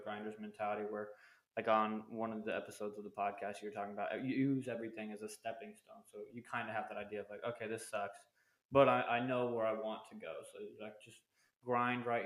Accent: Arizona, United States; moved away as an adult; when I got back out of the military, I wanted to go back to Arizona where I live

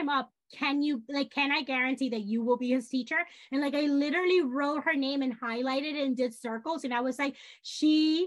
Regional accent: Dominican Republic; now in New York, United States; I am Hispanic. I grew up in the Dominican Republic.

